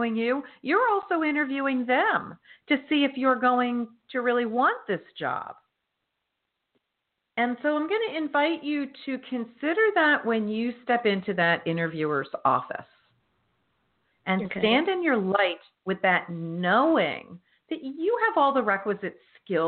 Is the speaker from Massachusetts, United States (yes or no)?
no; New Jersey, United States; moved away; My home state